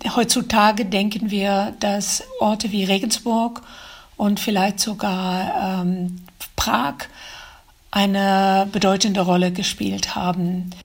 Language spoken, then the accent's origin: German; Netherlands; German is a second language; also born or lived in Düsseldorf; now in Germany; als Niederländerin Deutsch gelernt habe